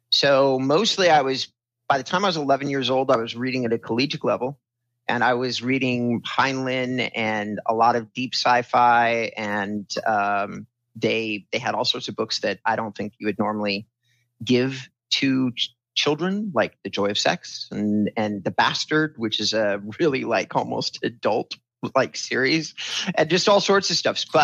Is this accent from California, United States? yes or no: yes; California, United States; So I was raised in Southern California. We bounced around a lot. I was born in Hoag Hospital in Orange County